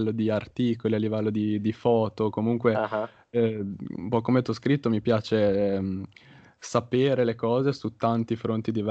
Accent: Genoa, Liguria, Italy; io mi trovo per caso a Firenze perché io sono di Genova

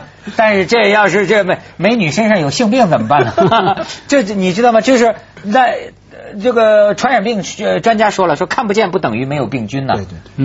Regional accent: China; 身为大陆人

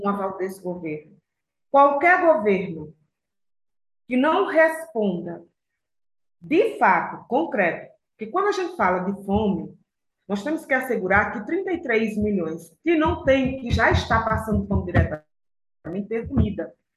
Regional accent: Aracaju, Sergipe, Brazil; also born or lived in Pernambuco; now in São Paulo, Brazil; eu sou lá de Pernambuco, fui criada em Aracaju, moro em São Paulo

